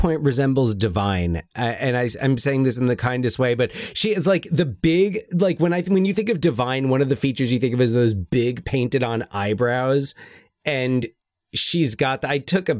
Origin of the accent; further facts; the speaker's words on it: United Kingdom; I'm British.